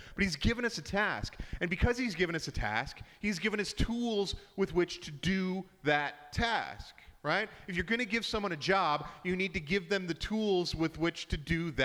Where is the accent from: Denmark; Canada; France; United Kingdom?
Canada; now in Edmonton, Canada; we're very Canadian